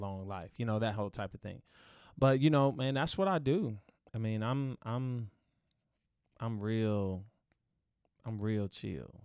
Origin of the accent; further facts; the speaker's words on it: Dallas, Texas, United States; growing up in Oak Cliff